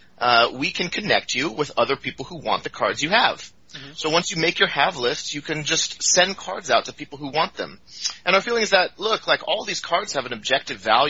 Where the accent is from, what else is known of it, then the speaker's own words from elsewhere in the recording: Seattle, Washington, United States; moved away as an adult; now in Oakland, United States; I lived in Seattle. That's kind of where I grew up. Ever since, elementary school, lived up there in the Pacific Northwest